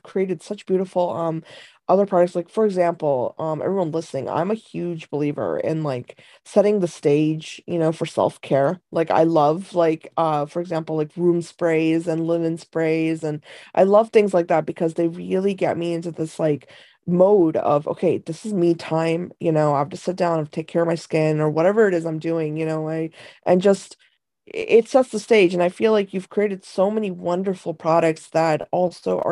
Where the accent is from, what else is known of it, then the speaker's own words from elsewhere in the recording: India; moved away; I was born in India, and I grew up with like kind of a lot of the Eastern traditions